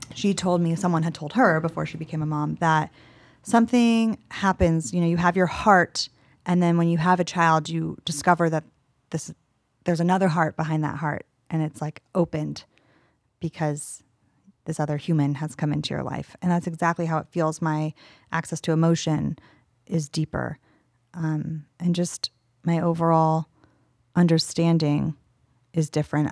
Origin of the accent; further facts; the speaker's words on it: Los Angeles, California, United States; I'm from Los Angeles, and I grew up acting